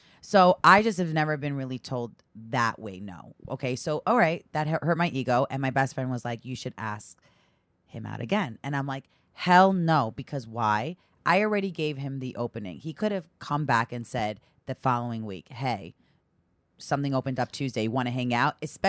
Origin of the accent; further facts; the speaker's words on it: Great Neck, New York, United States; I'm from Great Neck, Long Island.